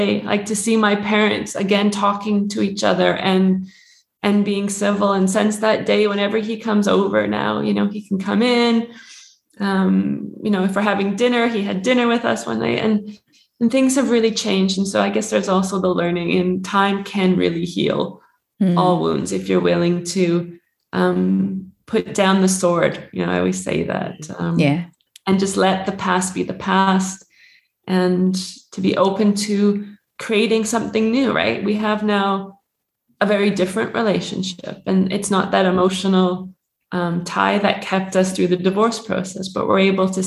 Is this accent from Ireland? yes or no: no; Canada; I'm Canadian